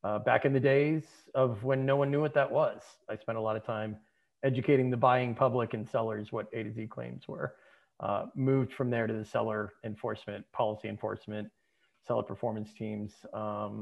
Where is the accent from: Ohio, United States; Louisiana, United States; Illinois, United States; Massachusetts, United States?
Massachusetts, United States; Boston; moved away as an adult; also born or lived in California / Seattle / New York; now in Boston, United States; I grew up here in the Boston area.